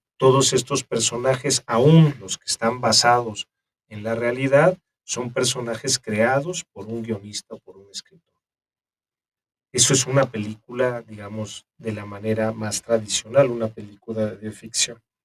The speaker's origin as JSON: {"language": "Spanish", "country": "Mexico", "said": "nosotros como mexicanos"}